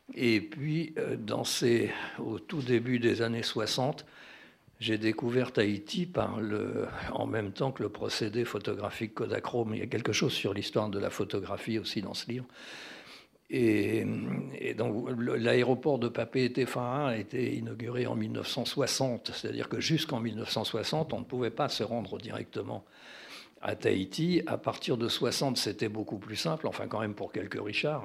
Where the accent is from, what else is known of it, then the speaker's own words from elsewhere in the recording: France; je suis français